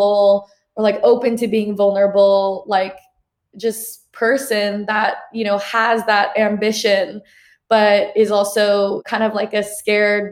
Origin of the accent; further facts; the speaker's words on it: Portland, Oregon, United States; also born or lived in New York City, New York, United States; I was born and raised in New York City. And then when I was 9, I moved to Portland, Oregon.